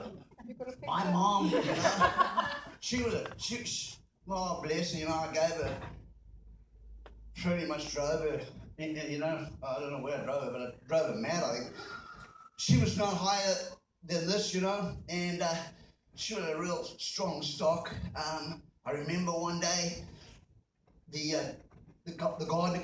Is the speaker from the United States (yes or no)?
no; Zimbabwe; moved away as an adult; also born or lived in South Africa; I was born in Zimbabwe. I was born into colonial privilege.